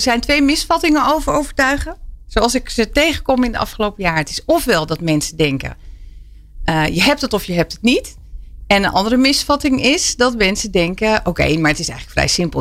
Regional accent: Twente, Overijssel, Netherlands; ik ben opgegroeid in Twente

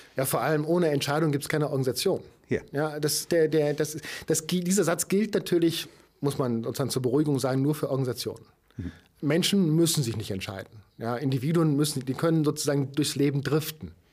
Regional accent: Germany; als, als Deutscher

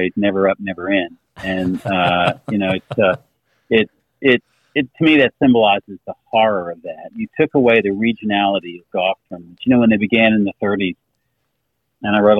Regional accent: Greensboro, North Carolina, United States; as a native son

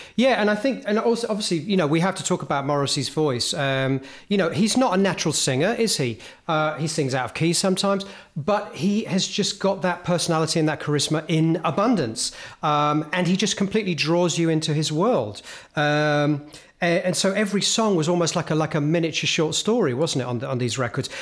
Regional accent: Hemel Hempstead, East of England, United Kingdom; a kid living, growing up in Helmholtz

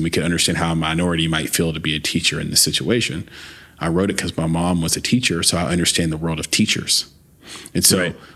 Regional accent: the South, United States; I grew up in the South, but I'm I grew up in the South as a biracial lesbian

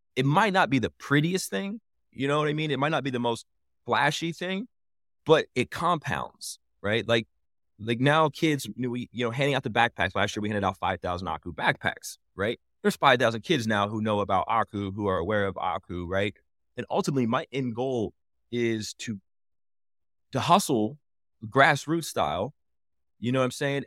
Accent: Indianapolis, Indiana, United States; I'm from Indianapolis, hometown, like, something near and dear to my heart

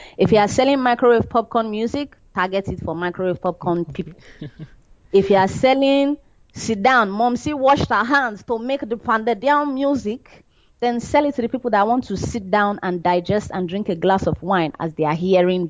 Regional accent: Nigeria; we are not as bad as that, because we still have a variety of cultures and we still want to sound original in Nigeria.

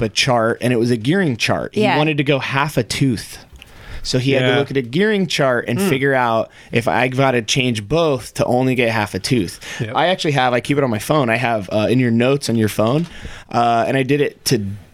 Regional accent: Indiana, United States; moved away; I grew up in Indiana

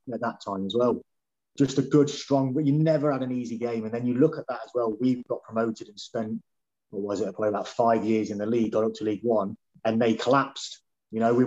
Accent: Leicester, East Midlands, United Kingdom; moved away; in my hometown, got to play at Leicester

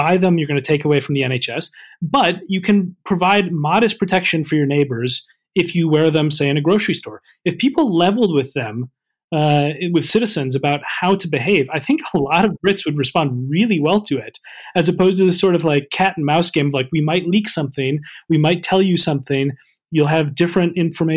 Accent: United States; now in United Kingdom; as an American

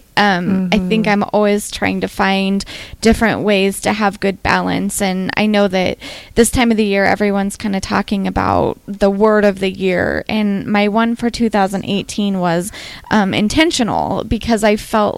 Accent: Western Nebraska, United States; So I grew up in Western Nebraska, which is a place that's not super into wellness.

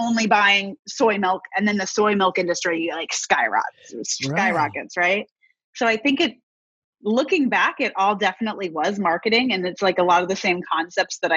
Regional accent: Kansas, United States; moved away as an adult; I am from Kansas

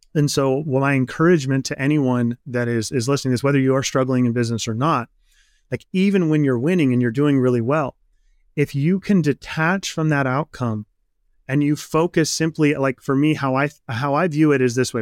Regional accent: Midwest, United States; I grew up in the Midwest. Midwestern boy, farm country

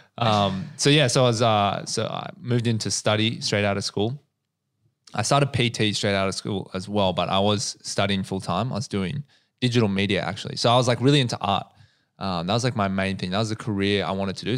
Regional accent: Australia; I grew up in the North Shore

